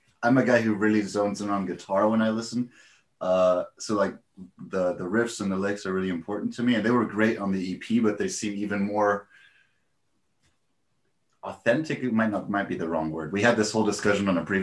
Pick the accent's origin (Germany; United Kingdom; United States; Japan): Germany; also born or lived in Netherlands; I'm half American and half German, and then I was raised in Germany